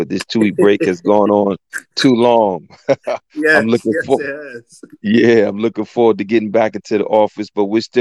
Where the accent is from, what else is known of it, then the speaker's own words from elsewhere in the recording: East Orange, New Jersey, United States; also born or lived in Newark, New Jersey / Portugal / Brazil; I'm an Essex County guy, born and bred. I was born in Newark, grew up in East Orange